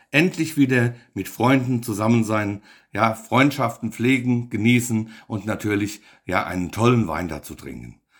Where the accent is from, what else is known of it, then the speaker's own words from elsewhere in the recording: Bingen am Rhein, Rhineland-Palatinate, Germany; Wir kommen aus Bingen am Rhein.